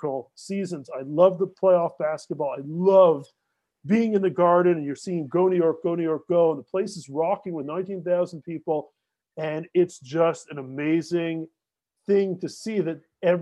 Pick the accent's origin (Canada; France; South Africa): Canada; As a Canadian